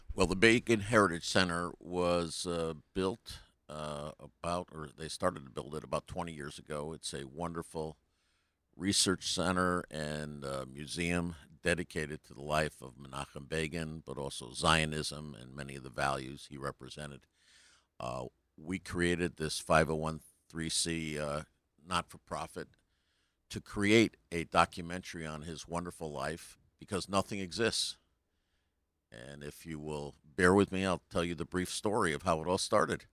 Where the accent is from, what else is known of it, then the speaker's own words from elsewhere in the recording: New Haven, Connecticut, United States; now in Colorado, United States; I'm from New Haven originally, New Haven, Connecticut, but last twenty years I've been in Colorado.